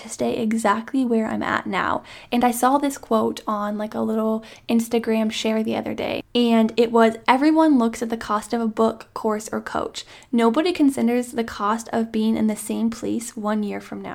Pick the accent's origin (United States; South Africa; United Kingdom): United States; small town Iowa; my hometown friends from small town Iowa